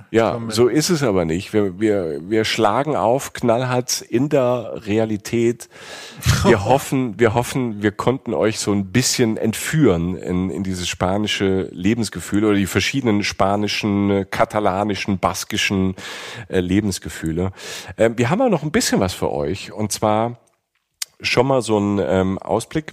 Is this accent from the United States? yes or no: no; Germany; als Deutscher